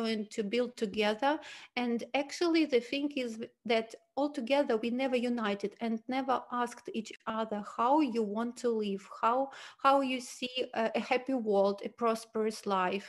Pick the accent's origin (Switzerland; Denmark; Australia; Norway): Switzerland; I'm from Switzerland, but I have a big experience to live and work in different countries in the world